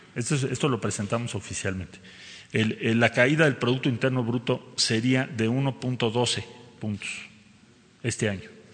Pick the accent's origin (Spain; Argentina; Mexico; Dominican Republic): Mexico